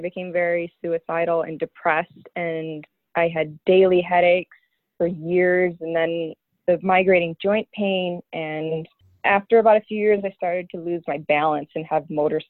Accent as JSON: {"language": "English", "town": "Mackinac City", "region": "Michigan", "country": "United States", "tie": "born or raised there", "said": "In Mackinac City."}